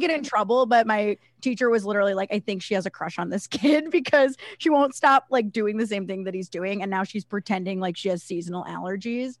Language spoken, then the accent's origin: English; Cleveland, Ohio, United States; I'm from Ohio. I lived in, like, the suburbs of Cleveland